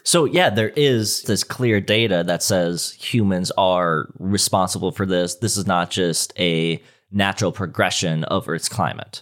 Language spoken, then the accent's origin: English; Minnesota, United States; also born or lived in Fort Collins, Colorado; I'm from Minnesota, so snowfall here is, I mean, we're getting blasted by snow every winter